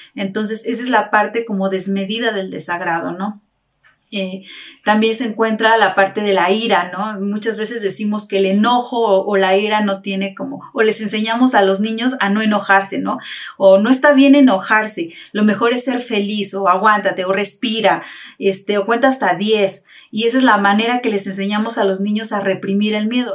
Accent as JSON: {"language": "Spanish", "town": "Tasquillo", "region": "Hidalgo", "country": "Mexico", "tie": "born or raised there", "said": "somos originarios de Trasquillo"}